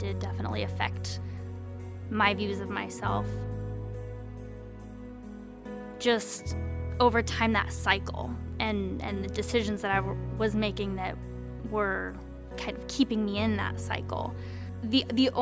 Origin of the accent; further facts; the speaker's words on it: Kirkland, Washington, United States; I'm from Kirkland, and I love the nature in the Pacific Northwest, and I've grown up here my whole life.